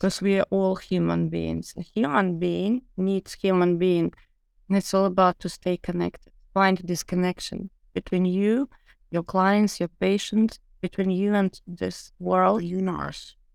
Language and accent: English; Ukraine; also born or lived in London; now in Miami, United States; I moved from London to Ukraine to my homeland